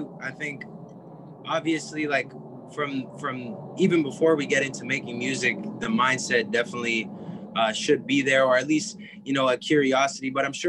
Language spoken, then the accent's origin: English; Ottawa, Ontario, Canada; now in Los Angeles, United States; I'm from Ottawa, Ontario, Canada. I live in Los Angeles now.